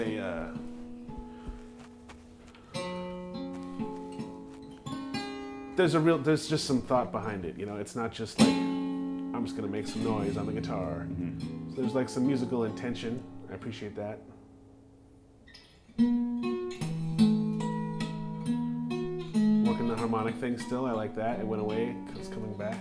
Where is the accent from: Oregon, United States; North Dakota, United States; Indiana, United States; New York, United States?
North Dakota, United States; I'm from North Dakota